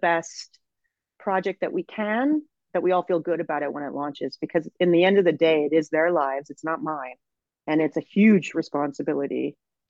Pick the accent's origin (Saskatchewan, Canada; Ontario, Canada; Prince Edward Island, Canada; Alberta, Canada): Alberta, Canada; Edmonton; also born or lived in Sherwood Park; I grew up in Edmonton